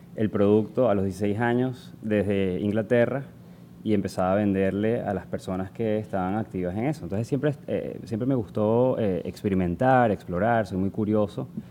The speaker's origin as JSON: {"language": "Spanish", "country": "Venezuela", "moved": "yes", "said": "soy venezolano también. Em, empecé mi carrera en Venezuela"}